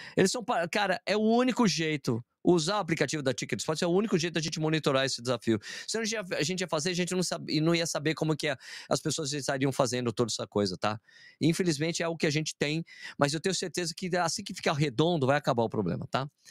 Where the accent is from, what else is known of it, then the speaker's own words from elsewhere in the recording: Brazil; a gente é brasileiro